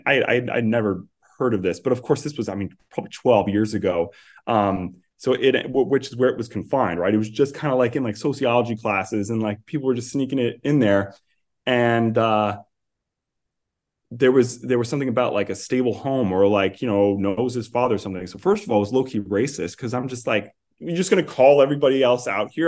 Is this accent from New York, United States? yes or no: yes; New York City, New York, United States; moved away as an adult; also born or lived in New Jersey; I grew up on Staten Island